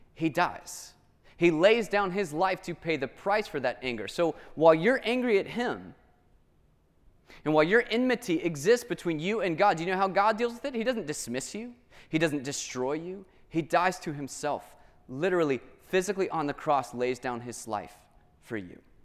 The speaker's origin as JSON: {"language": "English", "town": "Atlanta", "region": "Georgia", "country": "United States", "tie": "born or raised there", "said": "I grew up in Atlanta"}